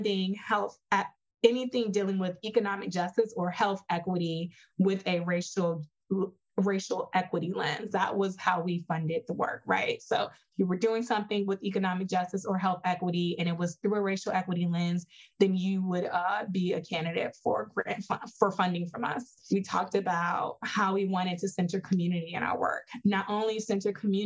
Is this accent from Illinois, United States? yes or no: yes; Chicago, Illinois, United States; I'm originally from Chicago, the South Side of Chicago